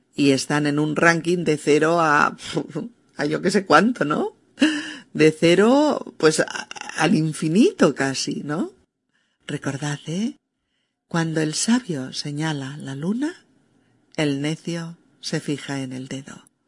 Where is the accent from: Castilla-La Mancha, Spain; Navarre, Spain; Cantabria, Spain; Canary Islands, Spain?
Castilla-La Mancha, Spain; moved away; mi tierra de origen en un pequeño pueblecito de Castilla-La Mancha